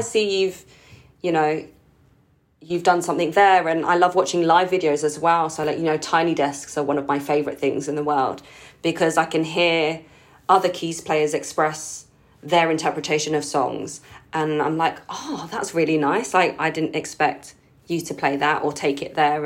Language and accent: English; London, United Kingdom; I was born in the U K. Um, but I grew up, like, as part of the Filipino community in London